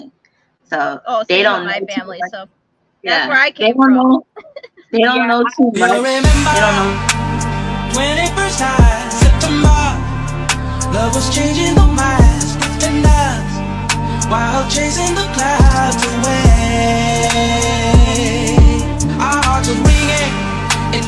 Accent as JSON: {"language": "English", "town": "Boston", "region": "Massachusetts", "country": "United States", "said": "I'm from the Boston, Massachusetts area"}